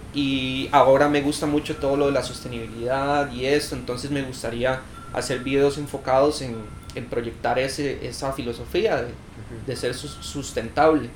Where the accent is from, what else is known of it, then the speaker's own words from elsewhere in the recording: Cartago, Costa Rica; yo soy de Cartago. Ahí empecé a patinar